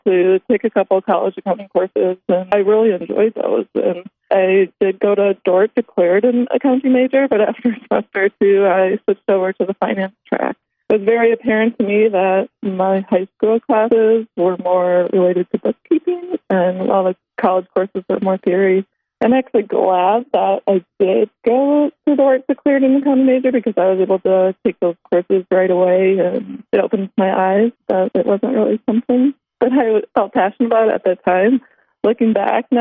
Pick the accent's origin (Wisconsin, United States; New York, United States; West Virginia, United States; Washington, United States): Wisconsin, United States; Elm Grove; I grew up in a small suburb of Milwaukee, Elm Grove, Wisconsin